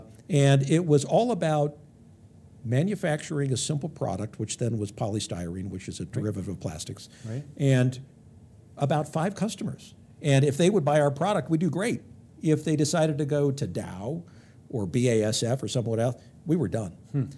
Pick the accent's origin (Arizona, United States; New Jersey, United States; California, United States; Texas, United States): California, United States; Los Angeles; So I grew up in the San Fernando Valley, just on the other side of the hills of Los Angeles, kind of mid-range.